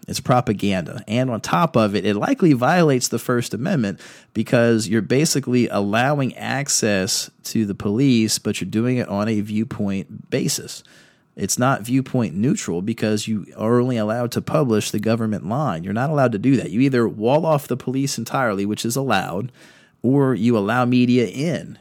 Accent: Virginia Beach, Virginia, United States; also born or lived in Fredericksburg, Virginia; I was raised in Virginia Beach

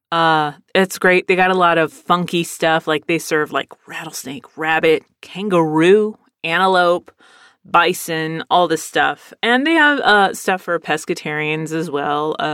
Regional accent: Pennsylvania, United States; born there; My brother was born in San Diego. I was born in Pennsylvania.

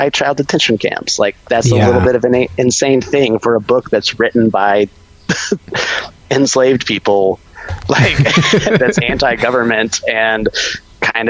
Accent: Austin, Texas, United States; I grew up in Texas, so that was in Austin

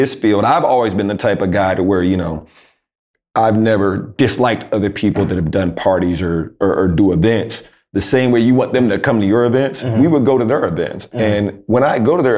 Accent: Jacksonville, North Carolina, United States; I'm from Jacksonville, North Carolina

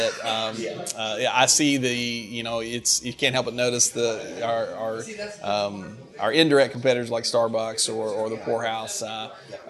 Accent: Greene County, Kentucky, United States; now in Ashland, United States; I'm from Greene County

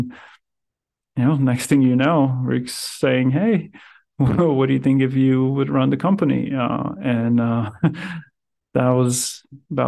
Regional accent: Riga, Latvia; moved away as an adult; also born or lived in Powell, Wyoming; I'm originally from Riga, Latvia

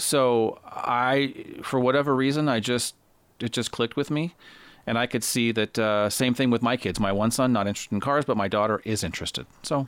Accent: Los Angeles, California, United States; And I grew up in Los Angeles, and that's where he grew up.

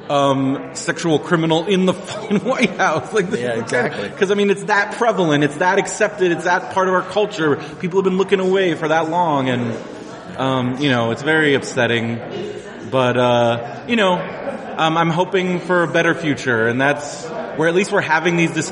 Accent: South Carolina, United States; I'm from the South.

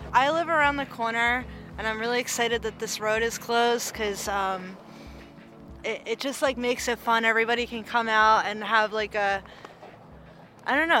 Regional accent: Bowling Green, Missouri, United States; moved away as an adult; now in Lacey, United States; Bowling Green, Missouri

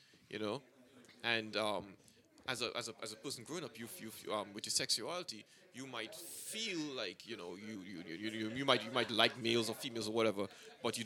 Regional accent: Trinidad & Tobago; I'm from Trinidad

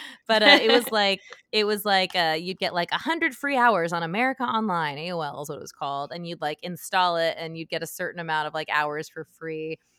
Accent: Utah, United States; I'm from Utah.

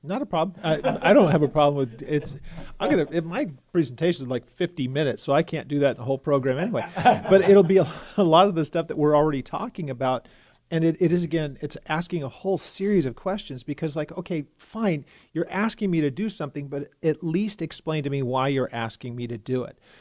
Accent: California, United States; moved away as an adult; now in Texas, United States; I grew up in California, and I'm in, I'm in my fifties, so I had never lived anywhere else in my whole life

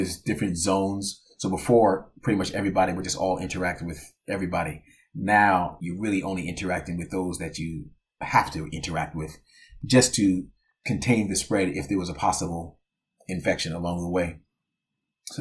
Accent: Sayreville, New Jersey, United States; also born or lived in Orange, New Jersey; I was born in Orange, New Jersey, and I grew up in a town called Sayreville, New Jersey

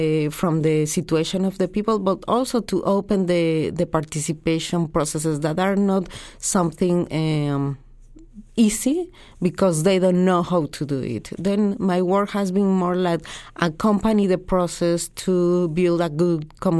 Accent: Mexico; I'm from Mexico.

